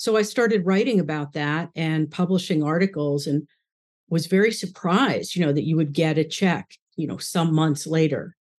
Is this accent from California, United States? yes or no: no; New York City, New York, United States; I was born in New York, just outside, first born in New York City, and then my parents moved outside of the city.